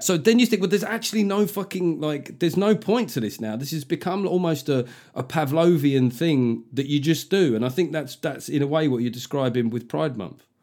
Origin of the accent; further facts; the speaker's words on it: London, United Kingdom; I grew up in London